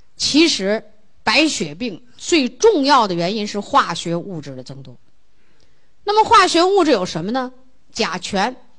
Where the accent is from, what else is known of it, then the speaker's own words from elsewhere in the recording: China; 我们中国人就喜欢那花的热闹的不得了